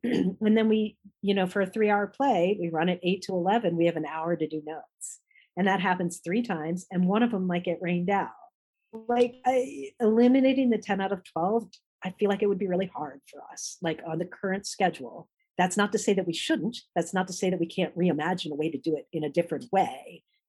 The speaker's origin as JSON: {"language": "English", "region": "Washington, D.C. area", "country": "United States", "tie": "born or raised there", "said": "So, you know, growing up outside of the Washington, D.C. area, you know, you have an amazing range of restaurants that you can go to."}